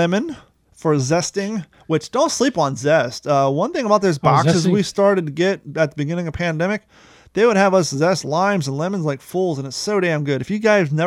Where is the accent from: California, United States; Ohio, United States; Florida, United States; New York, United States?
Ohio, United States; Grove City